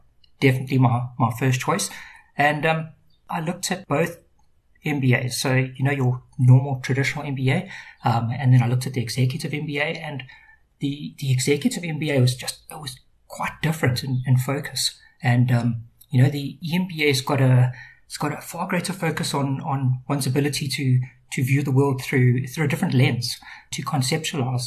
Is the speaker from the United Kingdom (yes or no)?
no; Durban, KwaZulu-Natal, South Africa; moved away as an adult; now in Cape Town, South Africa; I grew up in Durban, most of my life there, and moved down to the Cape about 10 years ago